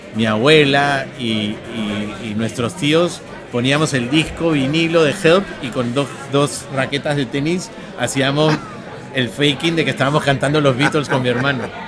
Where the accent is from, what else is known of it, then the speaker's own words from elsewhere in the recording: Peru; De Perú